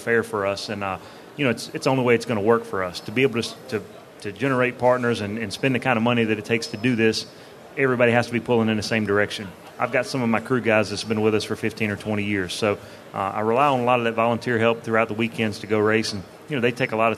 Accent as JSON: {"language": "English", "region": "Southern Virginia", "country": "United States", "said": "We're from Southern Virginia"}